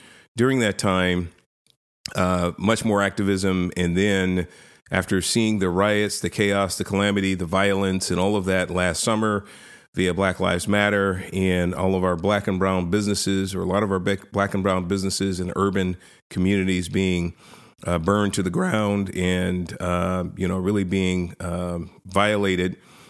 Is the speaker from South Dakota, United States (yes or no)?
no; San Francisco, California, United States; So my background, I was born and raised in inner city San Francisco. I was born in the Hunters Point projects, project housing up there.